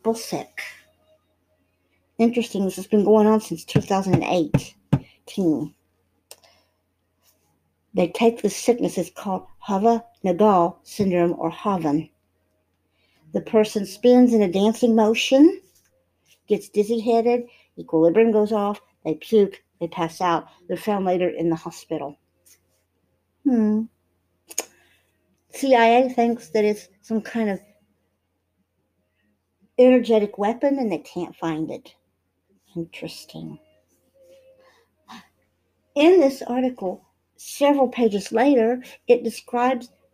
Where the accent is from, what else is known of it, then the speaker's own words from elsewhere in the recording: United States; also born or lived in Israel; I'm an American citizen. I'm proud of being American and being Hebrew and having two different nationalities that I can call home.